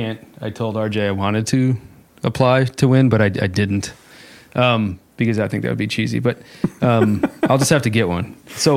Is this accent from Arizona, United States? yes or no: yes; Arizona, United States; I've been in Maine for 6 weeks or whatever, isolating from Arizona, my home state.